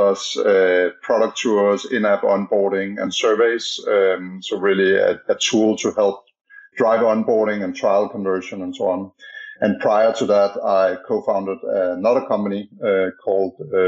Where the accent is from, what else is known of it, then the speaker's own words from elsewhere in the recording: Denmark; now in San Francisco, United States; as you can maybe hear by my strange accent, I'm from Denmark originally, but I'm based in San Francisco.